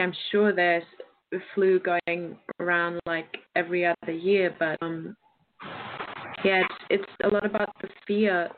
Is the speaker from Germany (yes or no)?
yes; Bielefeld, North Rhine-Westphalia, Germany; we have some close friends and family who work in the hospitals here in my hometown, which is Bielefeld.